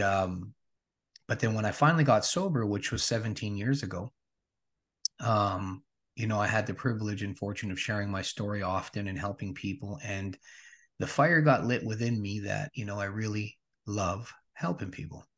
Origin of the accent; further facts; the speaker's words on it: Regina, Saskatchewan, Canada; Born and raised in Regina, Saskatchewan.